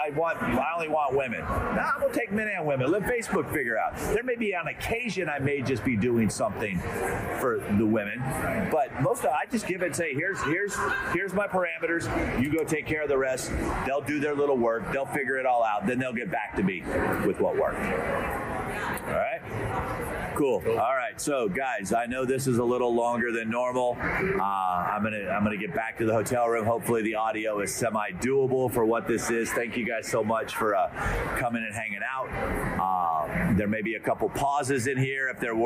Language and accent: English; Canada; We're out from Canada, eh?